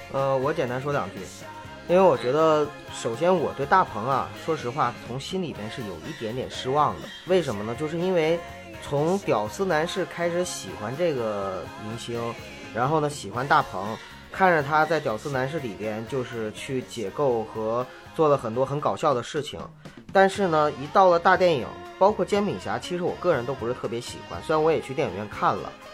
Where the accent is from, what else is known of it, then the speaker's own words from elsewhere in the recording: Northeast China, China; 我是东北人